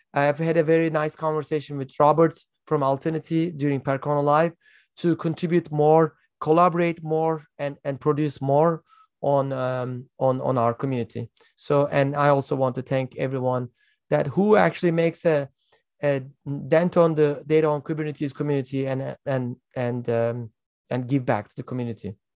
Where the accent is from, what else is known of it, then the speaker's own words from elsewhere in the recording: Turkey; I am from Turkey. I live in Istanbul